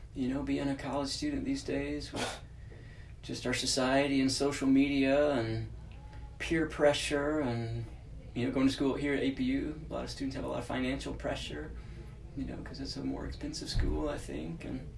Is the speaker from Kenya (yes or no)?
no; Texas, United States; moved away as an adult; now in California, United States; I'm from Texas, so only lived in California for about yeah, coming up on four years now